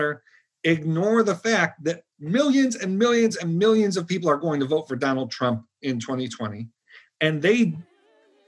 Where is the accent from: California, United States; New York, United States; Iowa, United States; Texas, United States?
New York, United States; Buffalo; moved away as an adult; I'm from Buffalo, New York.